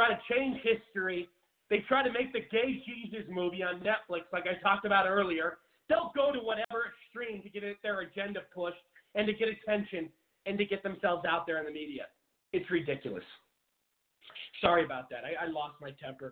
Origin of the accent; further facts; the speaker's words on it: Seattle, Washington, United States; moved away as an adult; now in Phoenix, United States; Seattle, my home. I've lived in Phoenix, Arizona for about 7 years now. And I'm from Seattle.